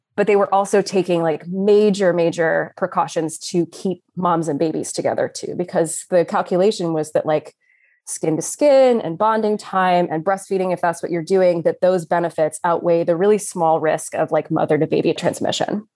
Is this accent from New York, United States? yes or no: no; Austin, Texas, United States; moved away as an adult; now in Philadelphia, United States; I was born and raised in Austin, Texas, but I somehow got stuck here in Philly, P A, for the last twelve years or so